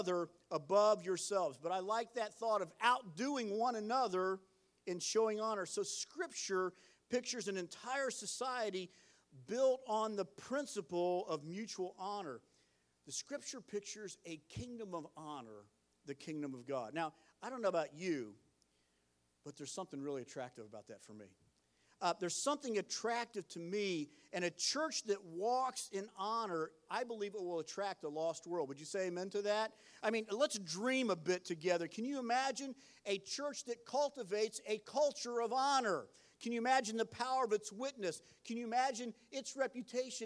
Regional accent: Cleveland, Ohio, United States; we're from Cleveland

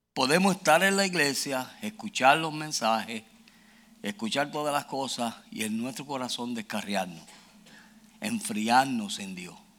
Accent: Puerto Rico; moved away; also born or lived in Houston, Texas; Yo soy original de Puerto Rico. Yo soy boricua.

